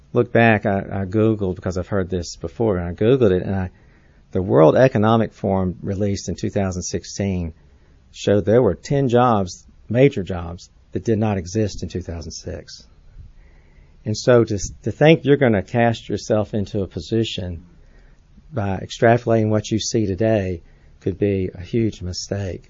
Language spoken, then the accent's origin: English; Atlanta, Georgia, United States; I grew up in Atlanta, I learned to drive in Atlanta.